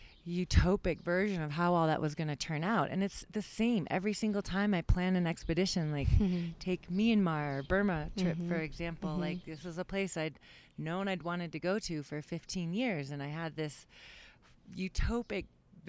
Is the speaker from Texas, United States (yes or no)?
no; Seattle, Washington, United States; moved away as an adult; I grew up in Seattle, Washington